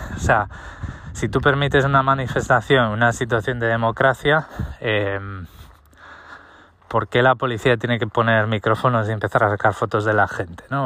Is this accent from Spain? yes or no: yes; Spain; moved away; yo soy español, eh, he vivido en España 36 años